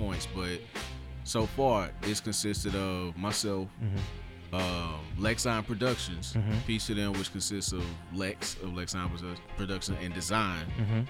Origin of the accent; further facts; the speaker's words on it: Nashville, Tennessee, United States; moved away as an adult; also born or lived in Dallas, Texas; I'm from Nashville, born, bred, but lived in Dallas for 14 years